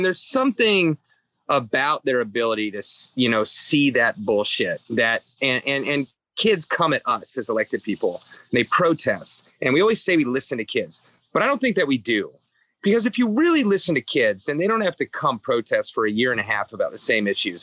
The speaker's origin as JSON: {"language": "English", "town": "Atlanta", "region": "Georgia", "country": "United States", "tie": "born or raised there", "moved": "yes", "lives_now": "Cincinnati, United States", "said": "I was from Atlanta. There were two Catholic high schools in Atlanta, which is much larger here. There was the archdiocesan one and the private one. I went to the private one"}